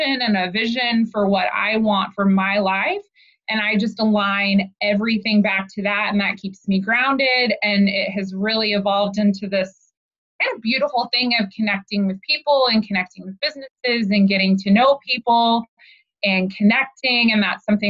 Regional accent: Oklahoma, United States; moved away as an adult; now in Kansas City, United States; I grew up in Oklahoma. My husband and I both are from Oklahoma. Born and raised, went to college there

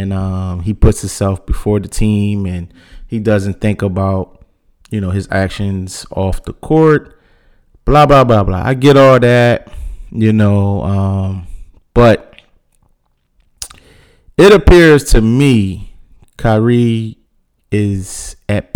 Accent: Philadelphia, Pennsylvania, United States; I'm born and raised in Philly

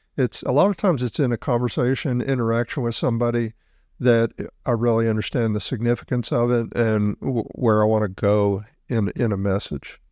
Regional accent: South Mississippi, United States; I grew up in South Mississippi

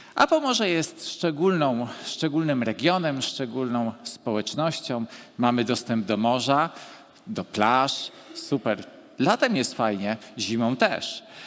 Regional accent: Gdańsk, Pomeranian Voivodeship, Poland; urodziłem się w tym mieście i w tym czasie

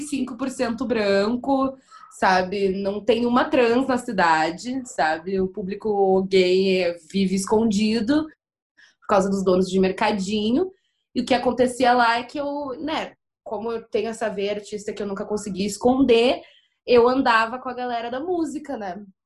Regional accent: Porto Alegre, Rio Grande do Sul, Brazil; also born or lived in Torres, Rio Grande do Sul; eu nasci em Porto Alegre. Aí, com quatorze anos, eu me mudei pra Torres, que é uma praia do litoral norte do Rio Grande do Sul

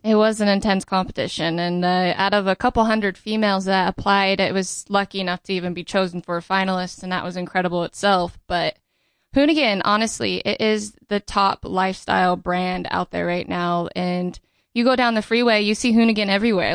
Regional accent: Riverside, California, United States; I grew up in, uh, Riverside, California.

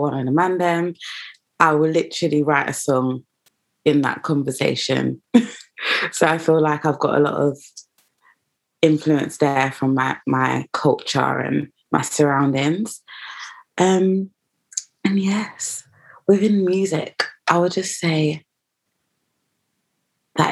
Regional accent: London, United Kingdom; I am from East London, but I feel like the fact that I am half Ghanaian and half Jamaican

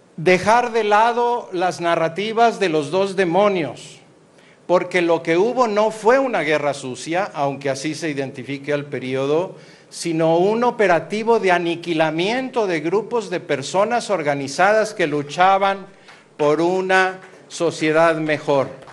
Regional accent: Mexico

